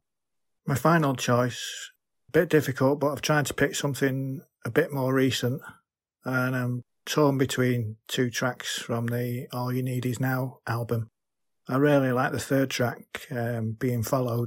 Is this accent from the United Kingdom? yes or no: yes; Manchester, North West England, United Kingdom; I'm from Manchester, England